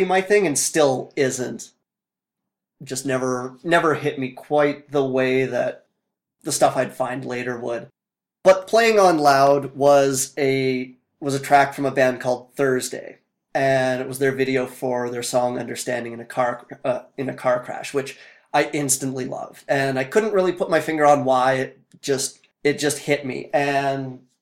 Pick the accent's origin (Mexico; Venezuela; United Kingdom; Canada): Canada; Fort McMurray, Alberta; I was born and raised in Fort McMurray